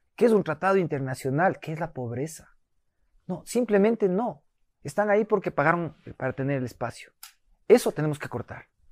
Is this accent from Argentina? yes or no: no; Ecuador; los ecuatorianos somos cariñosos